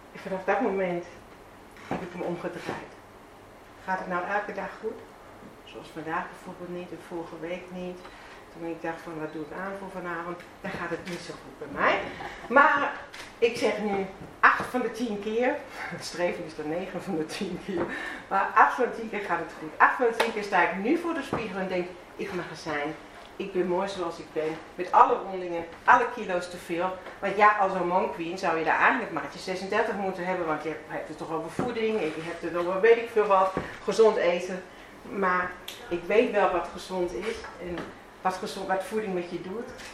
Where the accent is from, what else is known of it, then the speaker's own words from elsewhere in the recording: Bavaria, Germany; Dutch is a second language; moved away as an adult; also born or lived in Veendam, Netherlands; now in Netherlands; Ik kom zelf uit Zuid-Duitsland